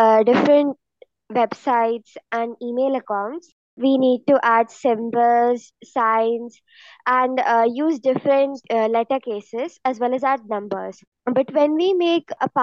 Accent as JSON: {"language": "English", "country": "India", "said": "I am from India and I live in Ghaziabad."}